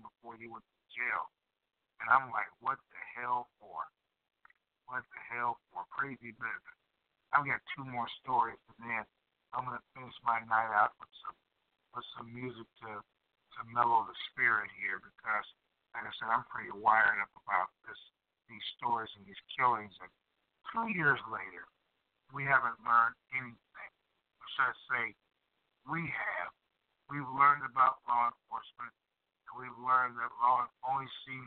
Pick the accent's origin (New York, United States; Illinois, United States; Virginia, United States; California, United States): Illinois, United States; Chicago; that's South Chicago, it's my hometown